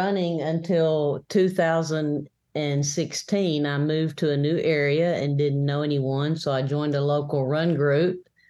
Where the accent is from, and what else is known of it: McMinnville, Tennessee, United States; born or raised there